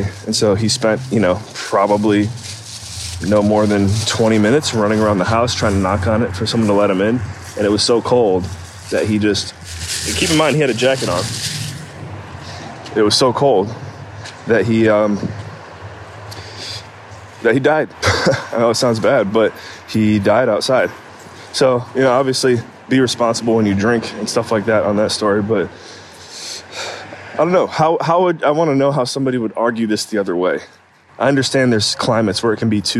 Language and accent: English; Cleveland, Ohio, United States; moved away; Growing up in Cleveland, Ohio